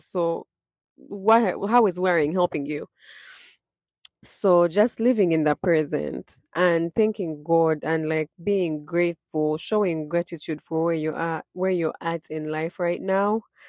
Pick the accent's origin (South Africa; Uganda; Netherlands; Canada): Uganda; born and raised in Uganda, I was raised Christian